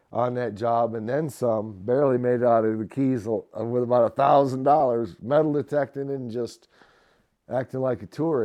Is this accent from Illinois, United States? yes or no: no; Muskegon, Michigan, United States; also born or lived in Florida / Georgia; now in Hendersonville, United States; I'm from Muskegon, Michigan originally. But you know, I left home in 89.